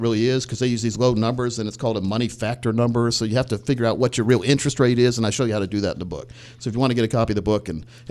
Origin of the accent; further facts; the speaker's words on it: Warrensburg, United States; also born or lived in Fayetteville; My parents moved from Warrenburg to Fayetteville